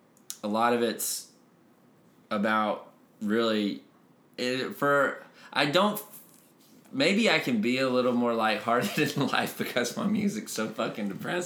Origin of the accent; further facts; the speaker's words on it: Northeast Texas, United States; I grew up in Northeast Texas